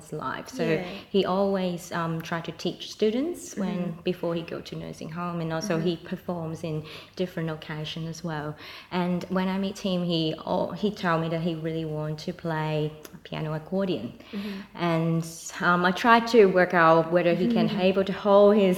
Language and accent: English; Hong Kong; accent: Hong Kong; English is a second language; moved away as an adult; now in Australia; You can still hear my Hong Kong accents